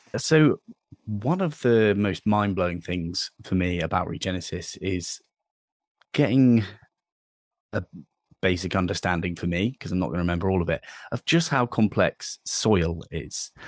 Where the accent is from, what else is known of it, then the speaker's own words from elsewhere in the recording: Dorset, South West England, United Kingdom; I'm from Dorset, so I'm I'm down, down south and I, it's a farming county, right? There's loads of, lots and lots of land used for farming here. And I, I grew up in a village